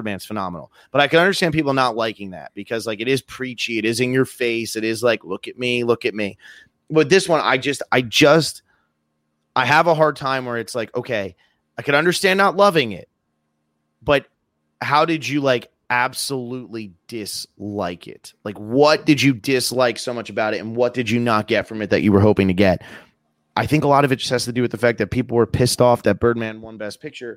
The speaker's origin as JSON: {"language": "English", "region": "East Coast of America", "country": "United States", "tie": "born or raised there", "said": "growing up in America on the East Coast, we don't learn anything about indigenous populations"}